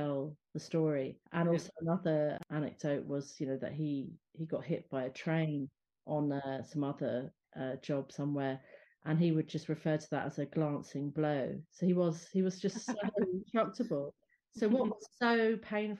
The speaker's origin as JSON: {"language": "English", "region": "London", "country": "United Kingdom", "tie": "born or raised there", "also_born_or_lived": "Ireland", "said": "having Irish parents, but being brought up in London"}